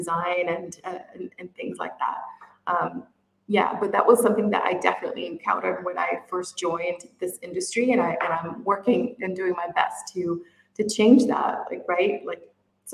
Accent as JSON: {"language": "English", "country": "Brazil", "also_born_or_lived": "United Kingdom", "moved": "yes", "lives_now": "Middle East", "said": "I'm originally from Brazil and I live in the Middle East"}